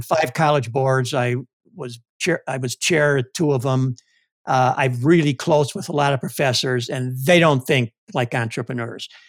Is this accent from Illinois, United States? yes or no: yes; Chicago, Illinois, United States; now in Cleveland, United States; I'm from Chicago